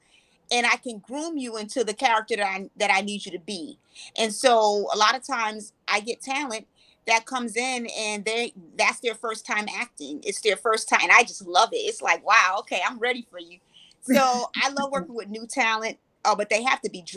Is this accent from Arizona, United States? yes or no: no; New Haven, Connecticut, United States; moved away as an adult; now in Charlotte, United States; I was born and raised in New Haven, Connecticut. And I moved to Charlotte in 2015